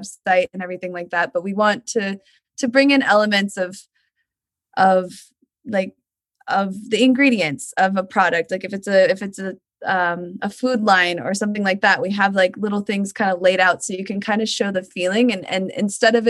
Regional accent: Portland, Oregon, United States; now in Northern California, United States; I grew up in Portland, Oregon

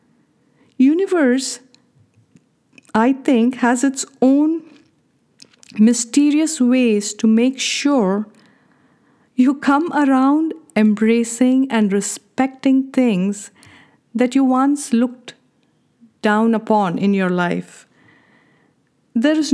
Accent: India; Being born and brought up in India

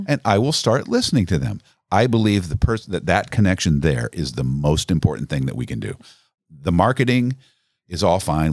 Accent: Pekin, Illinois, United States; Born in Pekin, Illinois

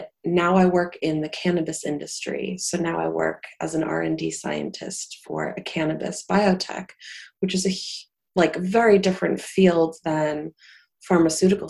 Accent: Salem, Massachusetts, United States; I grew up in Salem, which is, you know, witch central

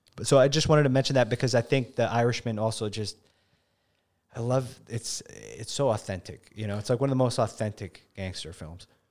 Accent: New York City, New York, United States; I grew up in the Bronx

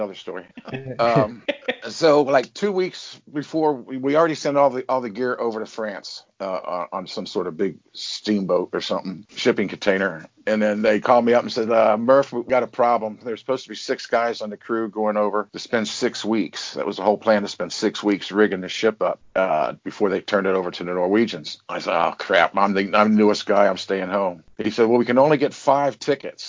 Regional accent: Cincinnati, Ohio, United States; now in Kentucky, United States; I'm from the Cincinnati area. I live over in Kentucky.

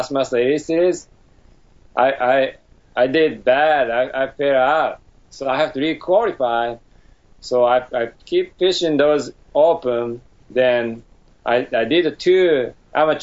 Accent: Tokyo, Japan; moved away as an adult; now in United States; I was born in Tokyo, Japan

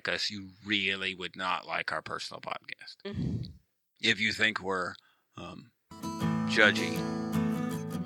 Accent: Monroe, Michigan, United States; my hometown. It's not it. Monroe, Michigan

